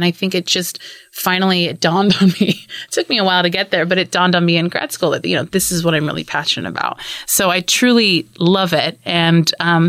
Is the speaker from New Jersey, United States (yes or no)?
no; East Bay, California, United States; my experience as an urban Indian woman growing up in the East Bay.